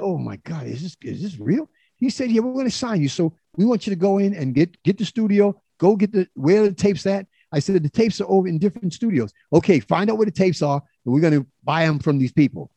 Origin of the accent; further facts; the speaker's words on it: New York City, New York, United States; I was born in, in the South Bronx